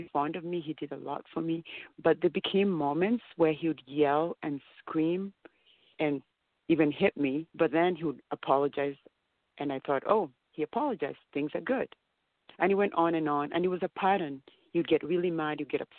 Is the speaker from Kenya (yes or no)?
yes; Kenya; now in Canada; I came to Canada from Kenya. When we came to Canada, the reason there were 7 of us in the family, and we came with only 4 suitcases. So we came to have a better life here in Canada.